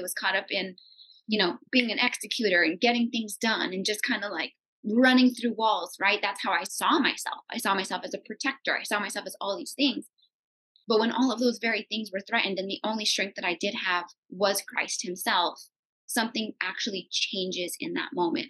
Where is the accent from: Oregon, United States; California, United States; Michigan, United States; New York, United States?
California, United States; And I wasn't equipped for that. I came from California.